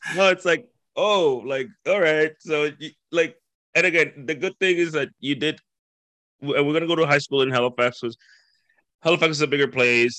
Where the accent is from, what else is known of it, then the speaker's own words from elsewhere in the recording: Dominican Republic; moved away as an adult; now in New Brunswick, Canada; I grew up in the Dominican Republic. Okay. I'm originally from there. Okay. Uh, so I grew up there, uh, born and raised